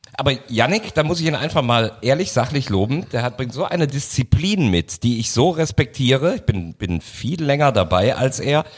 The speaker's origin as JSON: {"language": "German", "town": "Cologne", "region": "North Rhine-Westphalia", "country": "Germany", "said": "als Kölner"}